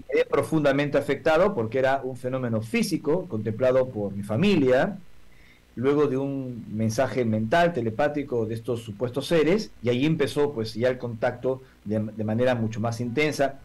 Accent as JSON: {"language": "Spanish", "country": "Peru", "said": "vengo del Perú"}